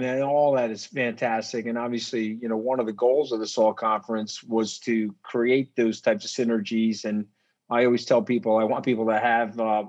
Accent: Long Island, New York, United States; I grew up on Long Island.

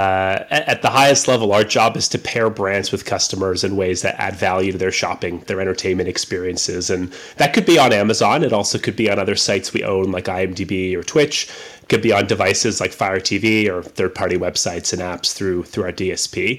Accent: Canada; I am Canadian.

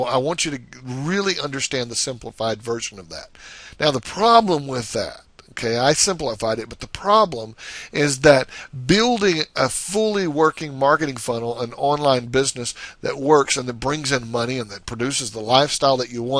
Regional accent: the South, United States; I guess you can tell I'm from the South.

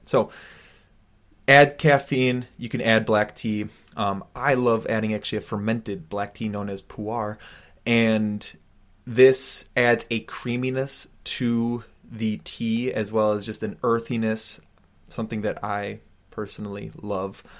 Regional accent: United States; growing up as an American

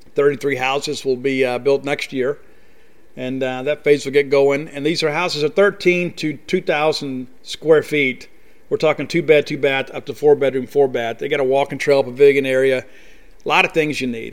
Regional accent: Columbia, Mississippi, United States; my hometown of Columbia, Mississippi

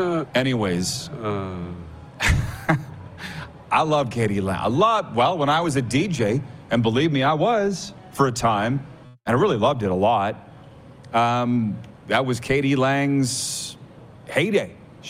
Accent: Canada; also born or lived in Florida; in Florida, I don't run around beating my chest that I'm Canadian

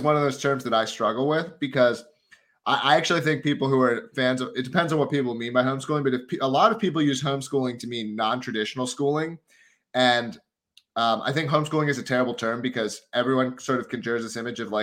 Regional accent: Philadelphia, Pennsylvania, United States; I grew up in the Philly area and lived in West Philadelphia for about 5 years.

